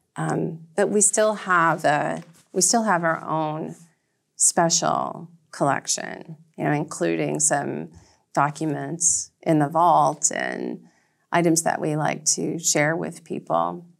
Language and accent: English; Red Clay, Georgia, United States; moved away as an adult; now in Nantucket, United States; I grew up in an area known as Red Clay, Georgia